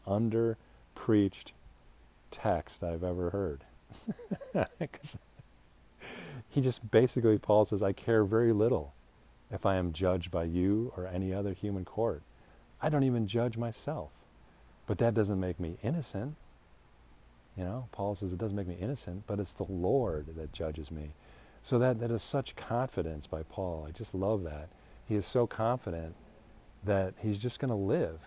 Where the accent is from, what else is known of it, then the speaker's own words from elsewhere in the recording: United States; I'm an American